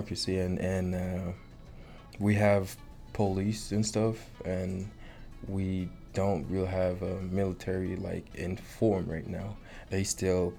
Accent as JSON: {"language": "English", "town": "Port-au-Prince", "region": "Ouest", "country": "Haiti", "tie": "born or raised there", "moved": "as an adult", "lives_now": "Big Spring, United States", "said": "I was born and grew up in Port-au-Prince, Haiti."}